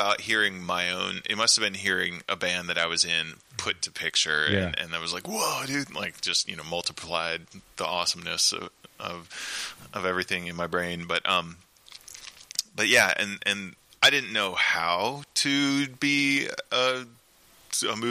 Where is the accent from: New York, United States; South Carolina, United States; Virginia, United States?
Virginia, United States; Virginia Beach; also born or lived in Richmond, Virginia; I grew up in Virginia Beach.